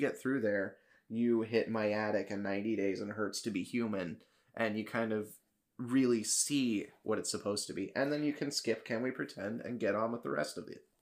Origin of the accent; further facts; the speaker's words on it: Kansas City, United States; So I was living there at the time because that's my hometown.